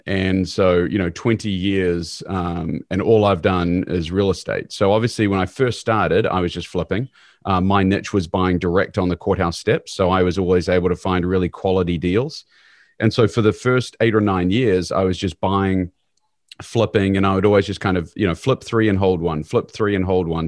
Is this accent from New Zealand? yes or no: yes; New Zealand; moved away as an adult; now in Kansas City, United States; I'm originally from New Zealand, but came over here to go to university